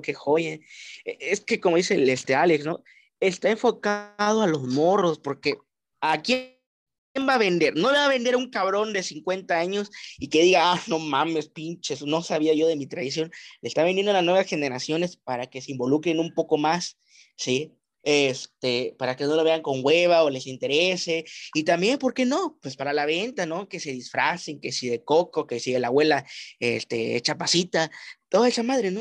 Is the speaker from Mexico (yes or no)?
yes; Mexico; qué bonita cultura tenemos en nuestro país